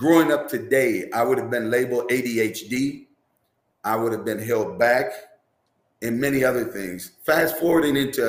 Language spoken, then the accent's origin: English; Minneapolis, Minnesota, United States; growing up here in Minneapolis